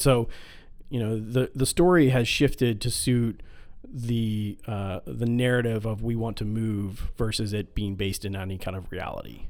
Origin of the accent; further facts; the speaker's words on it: Midwest, United States; we're from the Midwest